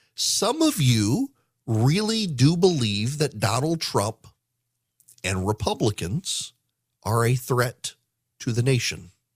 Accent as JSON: {"language": "English", "region": "Louisiana", "country": "United States", "tie": "born or raised there", "moved": "yes", "lives_now": "Georgia, United States", "said": "As someone who grew up in, in Louisiana"}